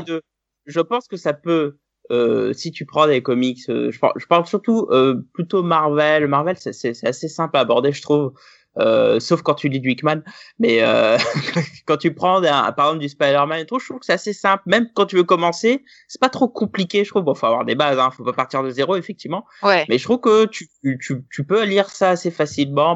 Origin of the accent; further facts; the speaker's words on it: France; on est français